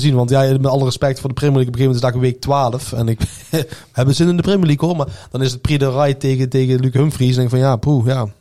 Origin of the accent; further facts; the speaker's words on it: Netherlands; wij zeggen meteen van als Nederlander